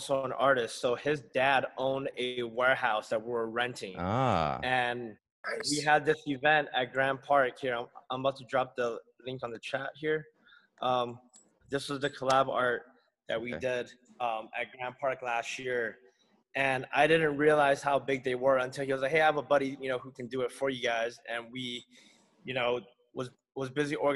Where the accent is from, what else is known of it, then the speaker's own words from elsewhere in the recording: Guam; now in Los Angeles, United States; growing up in Guam